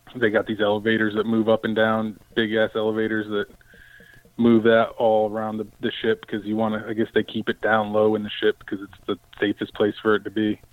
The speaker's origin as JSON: {"language": "English", "region": "Connecticut", "country": "United States", "tie": "born or raised there", "moved": "yes", "lives_now": "Chesapeake, United States", "said": "I grew up in Connecticut"}